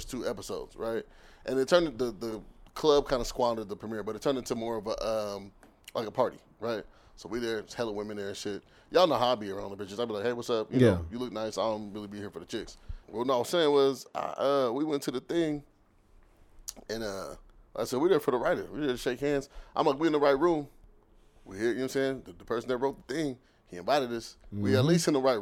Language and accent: English; Renton, Washington, United States; moved away as an adult; now in Los Angeles, United States; we're both from Renton